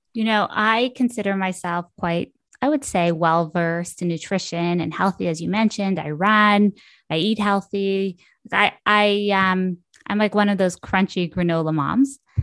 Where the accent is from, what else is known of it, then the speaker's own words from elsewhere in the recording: Ottawa, Ontario, Canada; moved away; also born or lived in Brooklyn; I'm from Ottawa